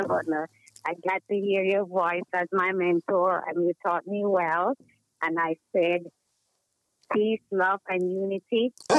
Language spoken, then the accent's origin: English; Kingston, Jamaica; I'm from Kingston, 13.